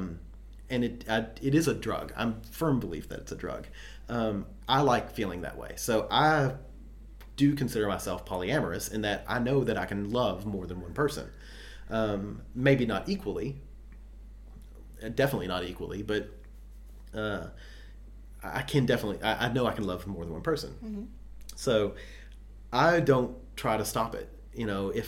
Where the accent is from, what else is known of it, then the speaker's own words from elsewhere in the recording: East Kentucky, United States; I'm from East Kentucky